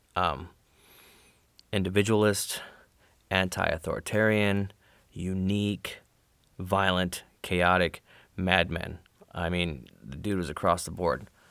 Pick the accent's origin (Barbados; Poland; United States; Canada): United States; Arizona; I'm from Arizona